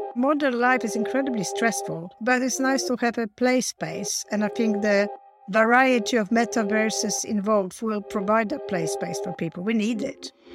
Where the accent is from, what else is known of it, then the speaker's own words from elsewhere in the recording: Poland; moved away as an adult; also born or lived in Warsaw, Poland; now in United Kingdom; I came from Poland, so I learned my tech at, uh, Warsaw University when I was studying, uh, linguistics